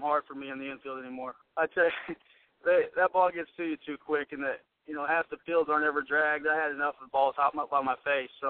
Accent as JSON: {"language": "English", "town": "Osawatomie", "region": "Kansas", "country": "United States", "tie": "born or raised there", "said": "I was born and raised in Osawatomie, Kansas."}